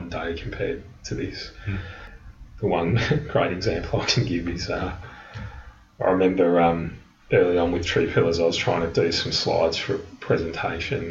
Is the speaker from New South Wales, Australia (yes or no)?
no; Melbourne, Victoria, Australia; moved away as an adult; also born or lived in London; I was born in Melbourne, but I moved to London at a, a pretty young age in my mid 20s